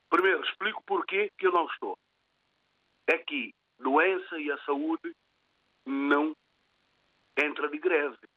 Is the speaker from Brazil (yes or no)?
no; São Tomé, São Tomé & Príncipe; now in Portugal; eu nasci em São Tomé, criei em São Tomé, estou cá em Portugal.